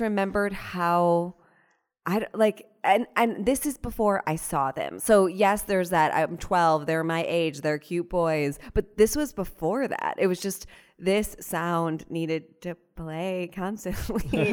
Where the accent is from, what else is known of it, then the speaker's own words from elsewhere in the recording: Cleveland, Ohio, United States; now in New York, United States; I grew up in Ohio, so not necessarily the South